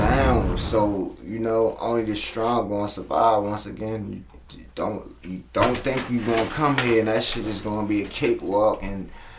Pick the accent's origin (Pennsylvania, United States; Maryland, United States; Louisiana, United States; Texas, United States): Maryland, United States; Baltimore; now in Atlanta, United States; I'm from West Baltimore